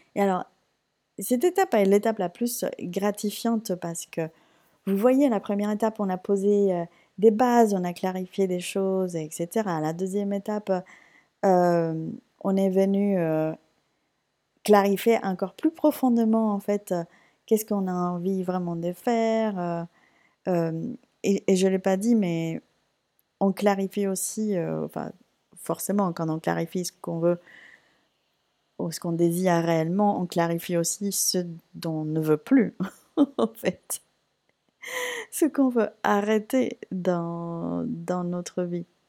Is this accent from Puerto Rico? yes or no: yes; Puerto Rico; now in France; J'ai repris la salsa parce que c'est quelque chose que je faisais naturellement chez moi à Porto Rico